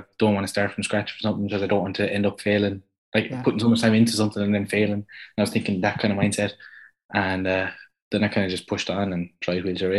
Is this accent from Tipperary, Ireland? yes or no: yes; Tipperary, Ireland; I'm from County Tipperary in the south of Ireland